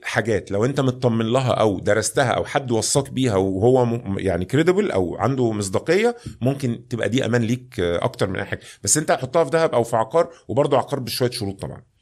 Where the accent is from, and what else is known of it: Egypt